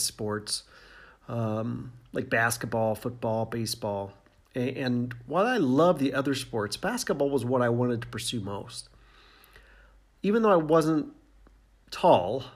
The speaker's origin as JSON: {"language": "English", "region": "Indiana", "country": "United States", "tie": "born or raised there", "said": "I grew up in Indiana"}